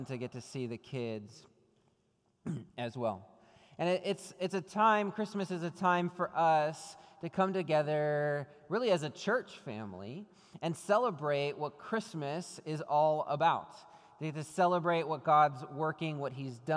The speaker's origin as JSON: {"language": "English", "region": "Minnesota", "country": "United States", "tie": "born or raised there", "moved": "as an adult", "lives_now": "California, United States", "said": "I grew up not in California. I grew up in Minnesota"}